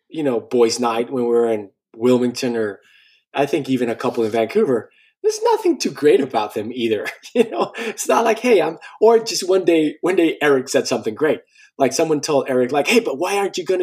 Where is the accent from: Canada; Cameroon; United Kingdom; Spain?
Spain; born or raised there; also born or lived in Colombia